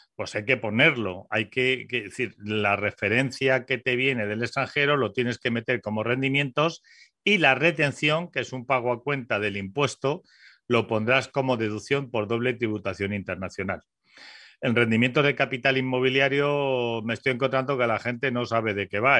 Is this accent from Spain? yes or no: yes; Spain; somos españoles